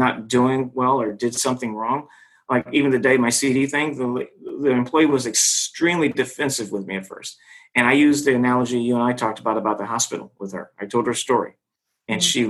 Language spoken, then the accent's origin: English; Los Angeles, California, United States; I'm from Hollywood